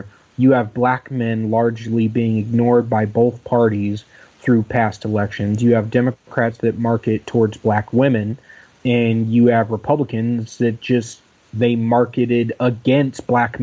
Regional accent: Dayton, Ohio, United States; I grew up in Dayton, Ohio

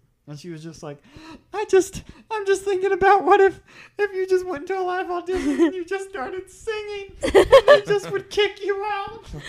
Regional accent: Dallas, Texas, United States; how long have you been a Cowboys fan? I'm from Dallas.

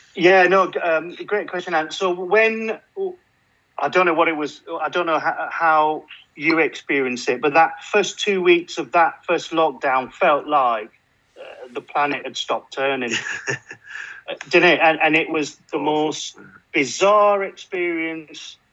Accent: Burnley, North West England, United Kingdom; moved away; I'm from Burnley originally, so it's always winter.

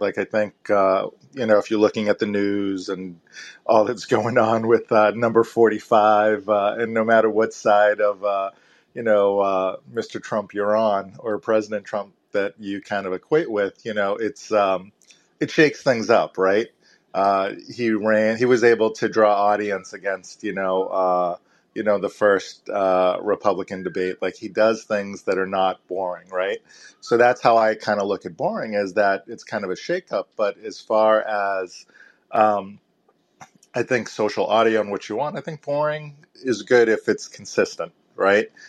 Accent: Boston, Massachusetts, United States; I'm from Boston and I'm in, uh, the I T recruitment space

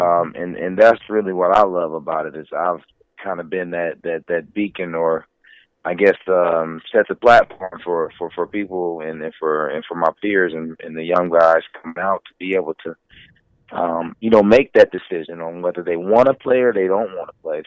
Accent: Indiana, United States; I'm from Indiana

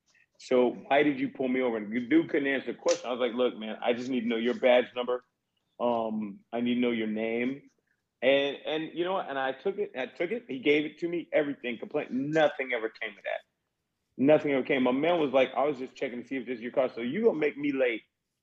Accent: Southern United States, United States; I mean, look, I'm being from the South. That ain't nothing new, but still.

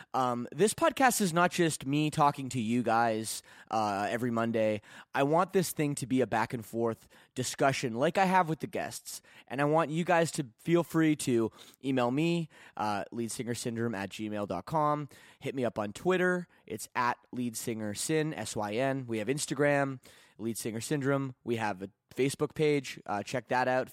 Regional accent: Burlington, Ontario, Canada; my hometown of, uh, Burlington, Ontario.

